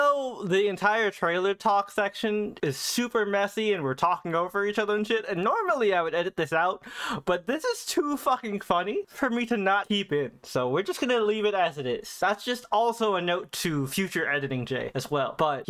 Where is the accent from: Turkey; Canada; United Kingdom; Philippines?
Philippines; Not just because I'm Filipino, but because Pacquiao went from this poor kid in the Philippines